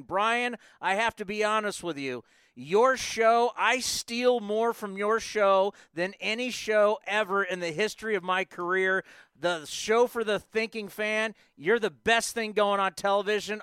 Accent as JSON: {"language": "English", "town": "San Diego", "region": "California", "country": "United States", "tie": "born or raised there", "said": "as a kid growing up in San Diego"}